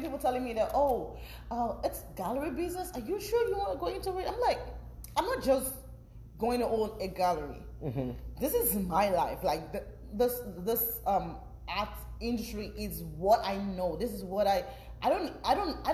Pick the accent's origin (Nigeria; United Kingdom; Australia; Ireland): Nigeria; moved away as an adult; now in Lewisville, Texas, United States; I've lived in Nigeria all my life, right? Mm-hmm. Like 25 years of my life has mm-hmm. been in Nigeria